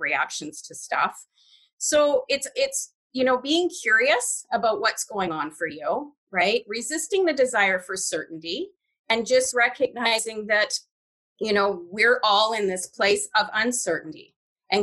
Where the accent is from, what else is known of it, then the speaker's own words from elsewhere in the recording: Canada; I grew up in a British household. I was raised in Canada.